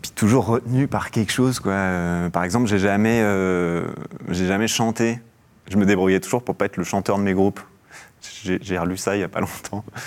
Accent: Mâcon, Bourgogne-Franche-Comté, France; also born or lived in Algeria; j'ai grandi en Bourgogne, à Mâcon

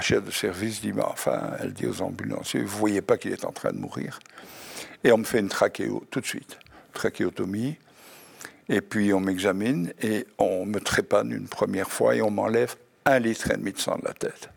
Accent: Belgium; Je suis belge

